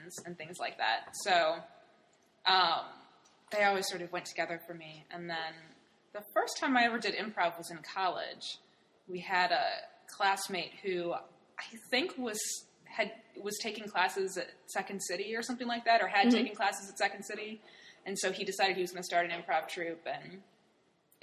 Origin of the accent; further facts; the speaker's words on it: Cleveland, Ohio, United States; also born or lived in Hartford, Connecticut; now in Brooklyn, United States; I'm from Cleveland, Ohio